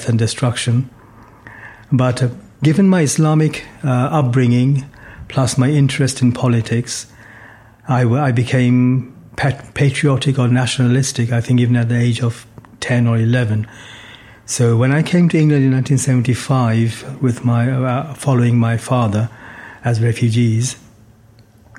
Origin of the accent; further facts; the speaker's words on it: Bangladesh; also born or lived in London; now in United Kingdom; I was born in Bangladesh in 1959 to a Muslim family. My father was a professor at a university, Dhaka University